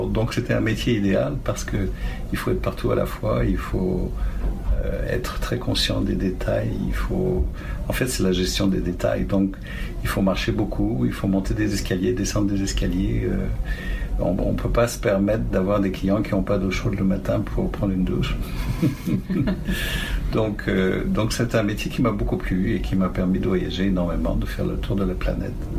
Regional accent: Paris, Île-de-France, France; also born or lived in Tanganyika / Nice; now in Ontario, Canada; j'étais été élevé à Paris en fait, et j'ai fini mes études à Nice

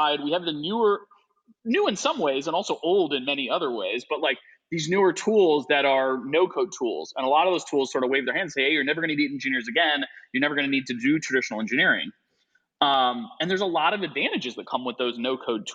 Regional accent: Midwest, United States; moved away as an adult; now in Chicago, United States; I'm from the Midwest, and we came back to the Midwest

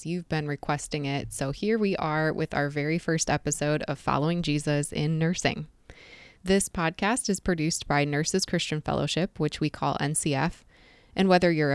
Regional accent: Southeast Michigan, United States; moved away as an adult; now in Jacksonville, United States; I've lived most of my life in Southeast Michigan, which I've been told is rather obvious from my accent

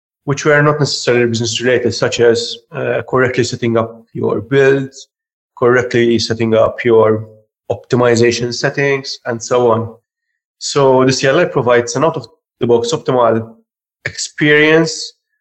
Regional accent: Malta; I'm from Malta

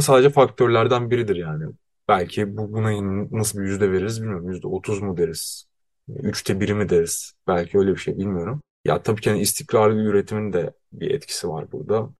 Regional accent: Bursa, Turkey; moved away; Kendi memleketime gidiyorum

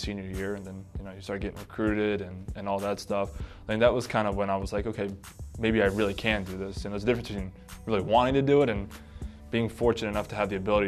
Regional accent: Bethel, Connecticut, United States; It's a smaller community, you know, in Bethel. Nobody really ever knows where Bethel is. So we always just say we're from Danbury.

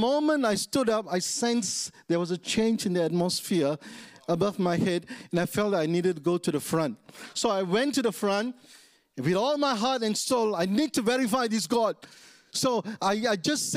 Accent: Taiping, Perak, Malaysia; moved away; also born or lived in East Malaysia; I'm from West Malaysia. I was born in a small town called Taiping. So I must become a believer in my own hometown in Taiping

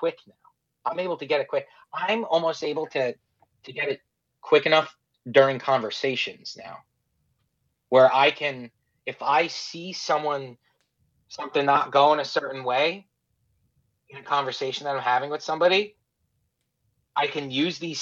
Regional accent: New York, United States; also born or lived in Florida; We're from New York

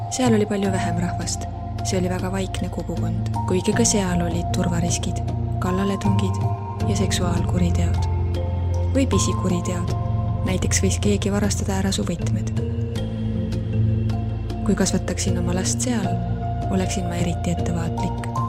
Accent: Lagos, Nigeria; now in Estonia; ma tulen Nigeeria kaguosast, kuigi sündisin ja kasvasin edelas kosmopoliitses Lagose linnas. Lagos on tõeline sulatusahi, nagu ameeriklastele New York. elu on väga kiire ja aktiivne, palju lärmakam kui siin Eestis.

